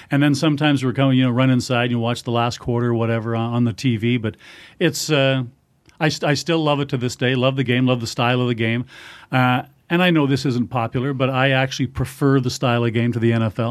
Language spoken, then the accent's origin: English; Manitoba, Canada; growing up in Manitoba, I grew up on hockey and football